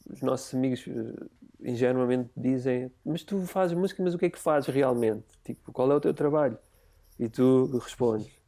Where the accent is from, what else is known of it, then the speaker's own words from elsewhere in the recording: Parede, Lisbon, Portugal; na, na, parede, sou da linha de Cascais.